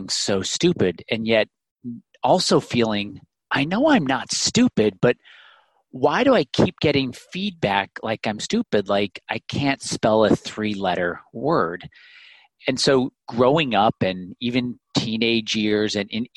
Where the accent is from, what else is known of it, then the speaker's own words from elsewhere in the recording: Illinois, United States; growing up in the Midwest in Illinois